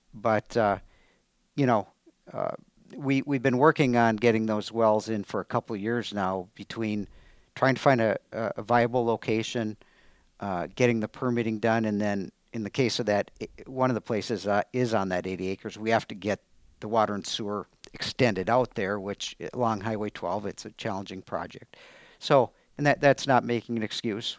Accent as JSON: {"language": "English", "town": "Superior", "region": "Wisconsin", "country": "United States", "tie": "born or raised there", "also_born_or_lived": "Madison, Wisconsin / Alaska", "moved": "as an adult", "lives_now": "Altoona, United States", "said": "I grew up in Superior"}